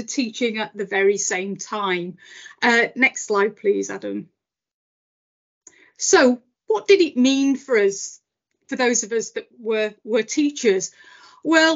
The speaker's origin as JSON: {"language": "English", "region": "Yorkshire and the Humber", "country": "United Kingdom", "tie": "born or raised there", "also_born_or_lived": "Liverpool / Suffolk", "moved": "yes", "said": "I grew up in South Yorkshire."}